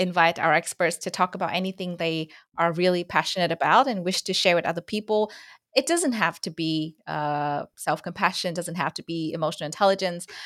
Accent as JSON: {"language": "English", "country": "Vietnam", "accent": "Vietnamese", "first_language": "Vietnamese", "second_language": "English", "said": "my mother tongue Vietnamese"}